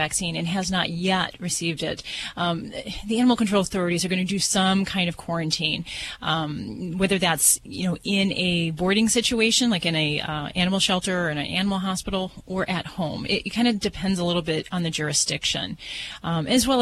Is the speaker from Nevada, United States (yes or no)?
yes; Las Vegas, Nevada, United States; I'm from Vegas